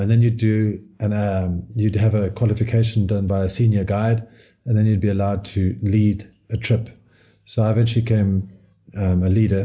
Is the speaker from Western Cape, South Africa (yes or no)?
yes; Cape Town, Western Cape, South Africa; accent: South African; I was born in Cape Town, right at the southernmost tip of Africa.